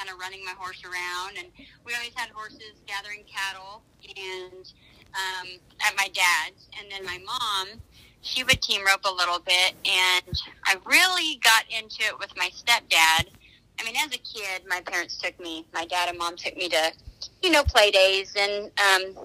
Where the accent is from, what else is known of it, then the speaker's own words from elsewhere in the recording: Colorado, United States; also born or lived in Oklahoma; now in Weatherford, United States; I live in Weatherford, Texas, originally from Colorado.